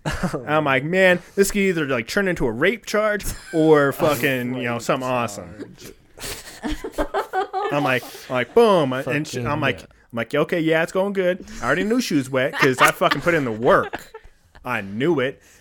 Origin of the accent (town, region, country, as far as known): Placerville, California, United States; now in Colorado, United States